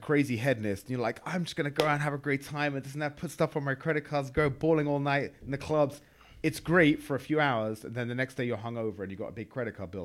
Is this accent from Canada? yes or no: no; England, United Kingdom; moved away as an adult; now in United States; I'm from England